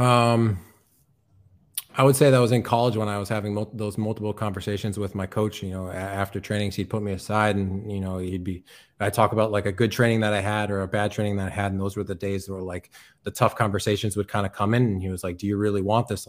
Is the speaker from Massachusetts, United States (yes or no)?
yes; Chicopee, Massachusetts, United States; moved away as an adult; now in Rostock, Germany; I'm from Chicopee, Massachusetts, uh, in the U S.